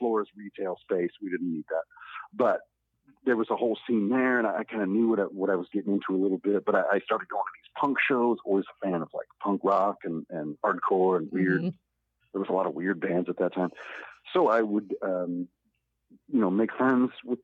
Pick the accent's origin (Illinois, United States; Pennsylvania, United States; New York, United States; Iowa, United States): Iowa, United States; when I kind of moved to Iowa City, it was 1998